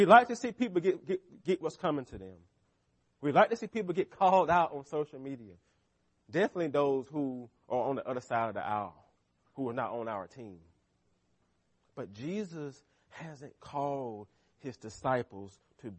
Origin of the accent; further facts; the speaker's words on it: United States; as American Christians